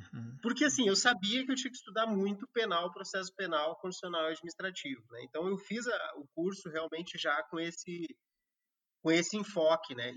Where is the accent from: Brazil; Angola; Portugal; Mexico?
Brazil; Rio Grande do Sul; moved away as an adult; also born or lived in Pará; now in Acre, Brazil; eu que sou do Rio Grande do Sul e morei a maior parte da minha vida na região sul do país